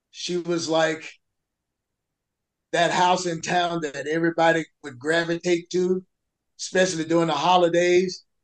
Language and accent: English; the South, United States; I'm from the South